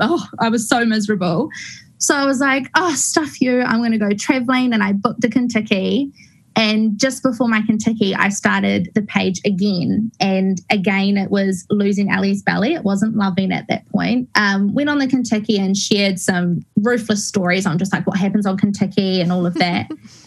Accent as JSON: {"language": "English", "town": "Christchurch", "region": "Canterbury", "country": "New Zealand", "tie": "born or raised there", "said": "Okay, well, I grew up in Christchurch. I'm a Christchurch girl in a small little town called Brooklands, which is kind of out in the country."}